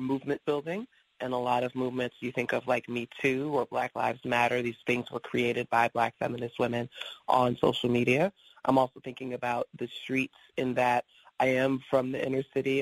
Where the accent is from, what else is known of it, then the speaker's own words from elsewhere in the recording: New York City, New York, United States; I grew up in New York City. First I lived in Queens, then I moved to the Bronx